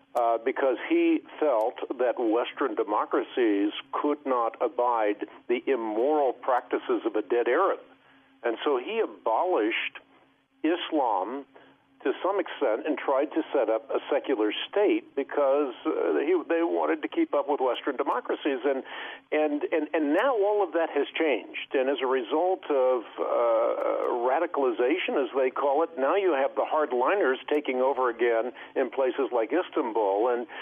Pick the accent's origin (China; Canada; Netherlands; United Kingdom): Netherlands; moved away; I know we immigrated from Holland. Well, the first thing that we did is we found a community of Dutch people, so we'd go to church and understand what was going on in the sermon.